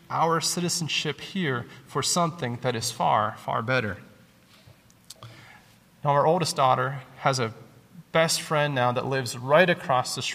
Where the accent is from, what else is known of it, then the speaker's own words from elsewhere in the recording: Southern United States, United States; As good Southern Americans in a military town